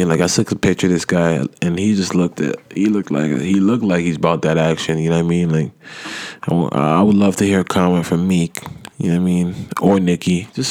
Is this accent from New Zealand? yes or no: no; Nigeria; I'm African. I'm Nigerian myself